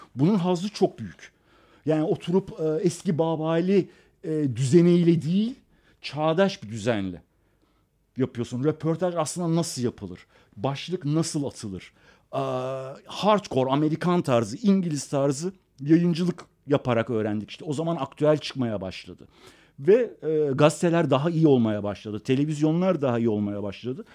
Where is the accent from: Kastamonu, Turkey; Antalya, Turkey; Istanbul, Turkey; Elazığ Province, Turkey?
Istanbul, Turkey; also born or lived in Iran; Garajlı evlerimiz yanında arsa top oynayabileceğimiz 50 adım ileride sahil tekneye binip e, balık yakalayabileceğin sonra akşam gelip caddede piyasa yapabileceğin güzel insanların olduğu